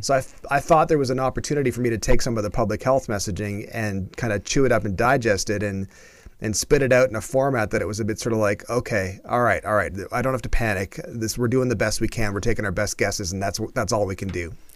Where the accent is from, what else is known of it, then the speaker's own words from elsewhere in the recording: Canada; a Canadian